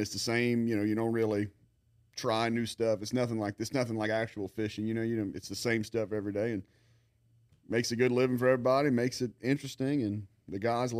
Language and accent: English; Lafayette, Louisiana, United States; No, man, I grew up in Lafayette, went to St. Thomas More, went to LSU, UL, did all